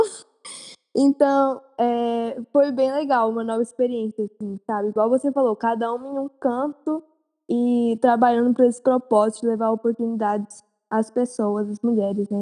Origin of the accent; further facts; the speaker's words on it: Goiânia, Goiás, Brazil; eu sou de Goiânia, nasci e cresci aqui